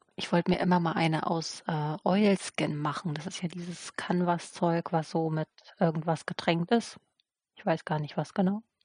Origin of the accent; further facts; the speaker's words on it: eastern Germany, Germany; moved away; Ich komme ja auch aus dem Osten ursprünglich